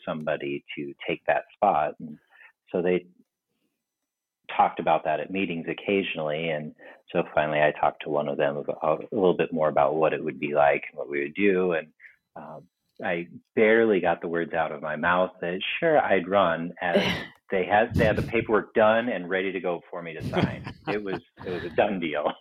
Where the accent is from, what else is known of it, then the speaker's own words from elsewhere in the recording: Tulsa, Oklahoma, United States; moved away as an adult; also born or lived in Colorado / Des Moines, Iowa; now in Lohrville, United States; we moved to Tulsa, Oklahoma for the remainder of it